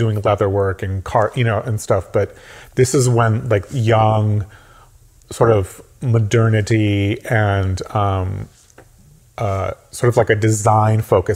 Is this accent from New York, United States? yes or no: no; Los Angeles, California, United States; now in Kingston, United States; I grew up in Los Angeles, California